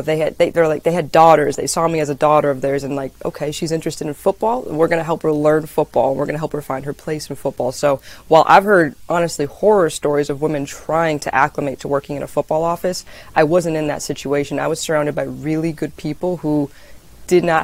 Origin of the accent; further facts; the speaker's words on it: New England, United States; So I grew up in New England